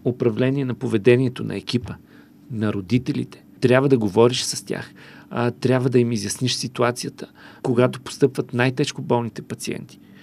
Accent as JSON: {"language": "Bulgarian", "town": "Karlovo", "region": "Plovdiv Province", "country": "Bulgaria", "tie": "born or raised there", "moved": "yes", "said": "в моя роден град Карлово"}